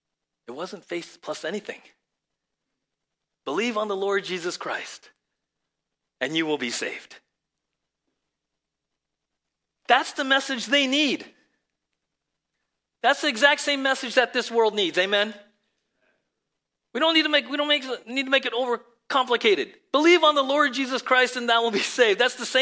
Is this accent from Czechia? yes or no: no; Canada; I first heard the phenomenal story of John Harper many years ago while growing up in Canada.